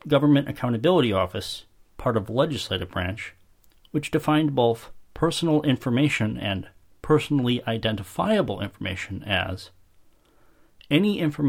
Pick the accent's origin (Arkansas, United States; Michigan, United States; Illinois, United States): Illinois, United States; Chicago; my hometown of Chicago